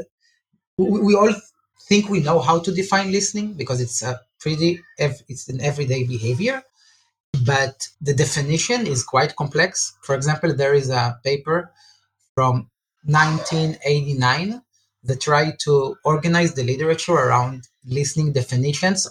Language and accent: English; Israel; I'm from Israel